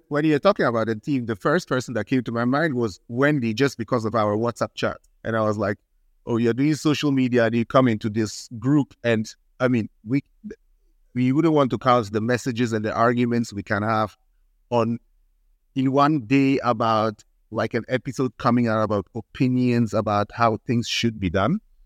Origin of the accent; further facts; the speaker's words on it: Switzerland; moved away; also born or lived in Ghana; I'm half Ghanaian, half Swiss. I mainly grew up in Switzerland